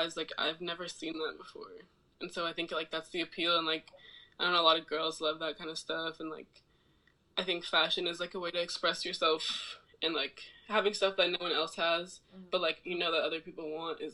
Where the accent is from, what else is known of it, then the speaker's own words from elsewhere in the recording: Oakland, California, United States; moved away as an adult; also born or lived in Arizona / New York; I'm from Oakland.